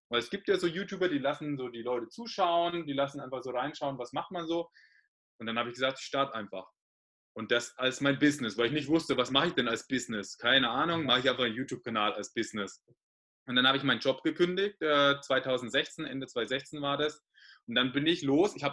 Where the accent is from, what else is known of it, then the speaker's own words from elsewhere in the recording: Bavaria, Germany; accent: Bavarian; Man hört es ja, ich bin aus Bayern, ich roll immer das R so